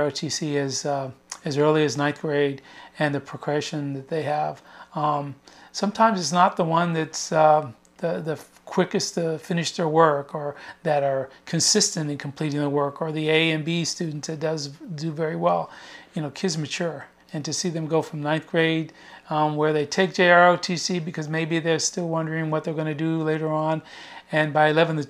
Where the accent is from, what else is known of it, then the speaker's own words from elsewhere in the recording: Lawton, Oklahoma, United States; moved away as an adult; I was born in Lawton, Oklahoma, which is adjacent to Fort Sill, Oklahoma, and I went through school there